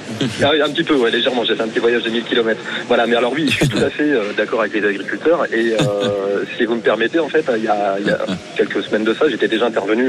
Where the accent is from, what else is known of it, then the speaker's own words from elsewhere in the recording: Hauts-de-France, France; now in Béziers, France; Hauts-de-France, en fait c'est ma région natale